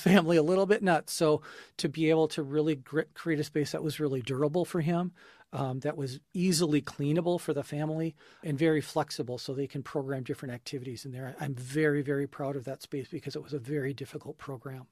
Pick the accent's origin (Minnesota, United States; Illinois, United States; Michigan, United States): Minnesota, United States; Minneapolis–Saint Paul; I grew up here in the Twin Cities